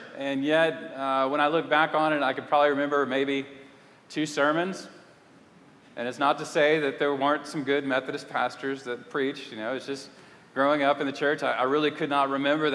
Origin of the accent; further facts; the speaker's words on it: Lafayette, Louisiana, United States; moved away; also born or lived in Houston, Texas / Clear Lake, Texas / Fort Worth, Texas / Canton, Texas; I grew up in Lafayette, Louisiana, and just a couple hours away from here